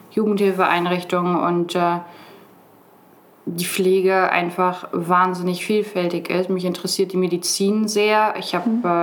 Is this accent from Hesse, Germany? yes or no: no; Brake, Lower Saxony, Germany; ich bin 23 Jahre alt, ich komme aus Brake.